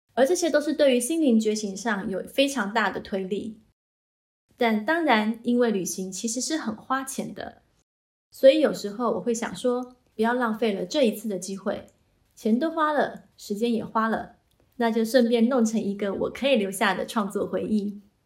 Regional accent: Taiwan; now in New Zealand; 从小在台湾常常去登山步道，爬上爬下

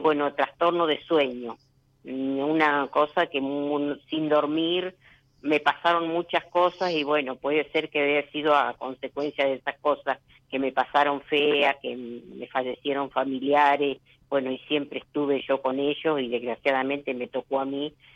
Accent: General Pico, La Pampa, Argentina; de La Pampa, de General Pico La Pampa.

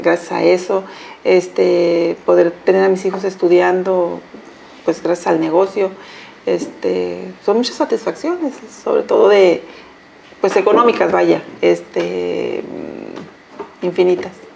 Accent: Colima, Mexico; soy de aquí de Colima

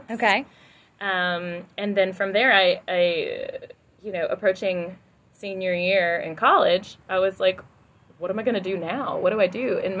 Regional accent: Louisiana, United States; my voice teacher, it was down in Louisiana. Okay. In my hometown, you know, I had no idea what I wanted to do with my life whatsoever.

